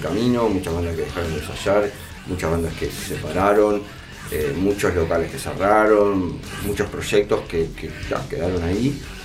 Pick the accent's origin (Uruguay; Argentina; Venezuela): Uruguay; somos uruguayos, fuimos mil veces al estadio a ver partidos